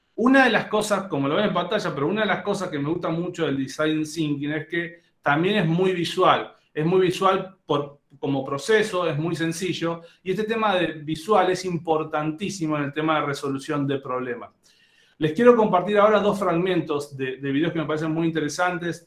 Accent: Argentina; accent: Argentine; moved away as an adult; now in Monterrey, Mexico; obviamente lo notan por mi acento, soy argentino, pero siempre digo que soy mitad argentino, mitad mexicano. Hace 13 años que vivo aquí en Monterrey

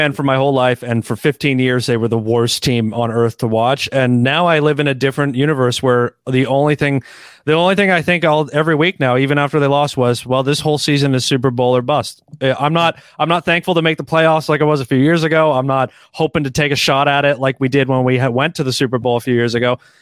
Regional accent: Canada; as a Canadian

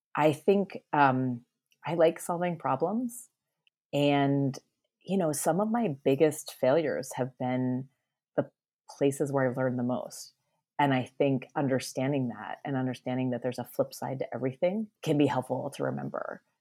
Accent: Northeast, United States; I grew up in the Northeast

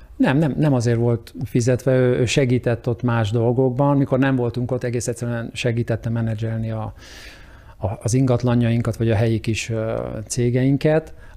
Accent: Hungary; moved away as an adult; now in United States; magyarnak születtem, és ahonnan mi indultunk

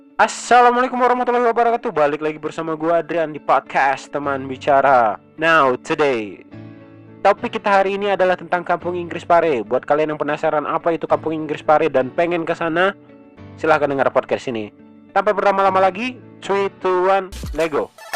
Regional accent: Riau, Indonesia; Saya orang Riau

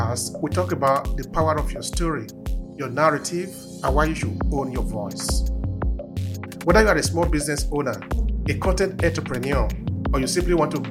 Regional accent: Nigeria; moved away as an adult; now in Verona, Italy; I'm originally from Nigeria, but I'm living in the northern city of Italy, which is called Verona

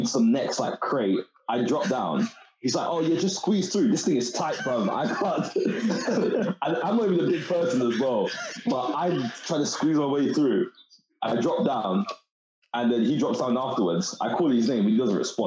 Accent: London, United Kingdom; also born or lived in Reading; I'm from Newham, East London. So I went to state school in Newham

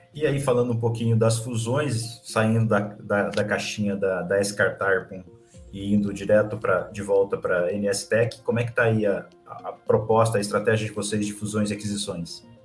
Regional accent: interior of São Paulo, Brazil; eu sou do interior de São Paulo

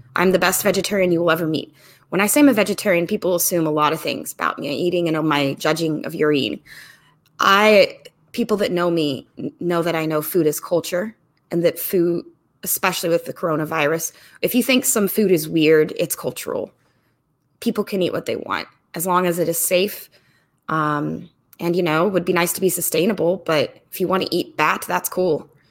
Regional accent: the South / Midwest, United States; growing up in the South of the Midwest

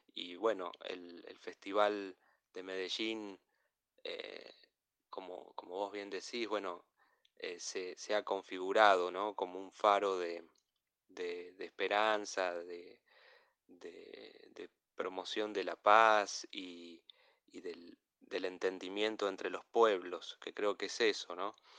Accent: Argentina; como argentino

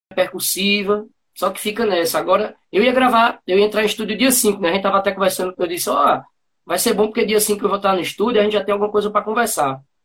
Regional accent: Bezerros, Pernambuco, Brazil; also born or lived in Bonito, Pernambuco; da minha terra, do, de Bezerros

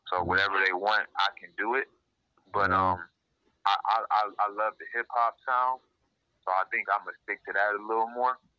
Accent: Detroit, Michigan, United States; I'm from Detroit

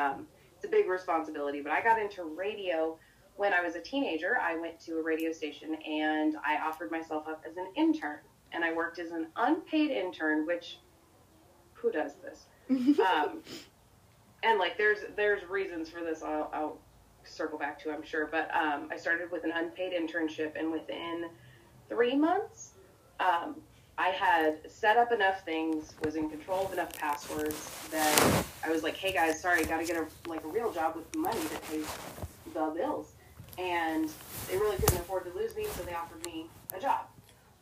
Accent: Oregon, United States; now in Arizona, United States; I currently reside in Arizona. I am from Oregon. I am a transplant hippie

